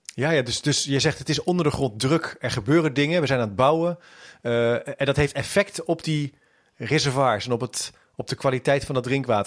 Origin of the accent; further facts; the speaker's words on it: Netherlands; helemaal als Nederlander